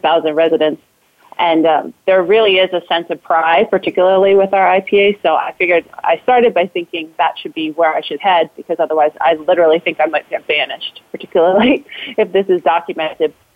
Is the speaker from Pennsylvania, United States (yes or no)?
yes; Philadelphia, Pennsylvania, United States; now in Denver, United States; I'm originally from Philadelphia, um, but now I call Denver home